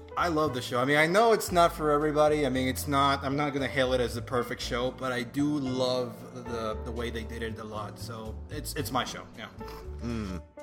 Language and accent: English; Venezuela; English is a second language; moved away as an adult; also born or lived in Boston, United States; now in United States; I was uh, raised and, and, born in Venezuela. And uh, I spent most of my life there, you know, until I came to live in the U.S. about six years ago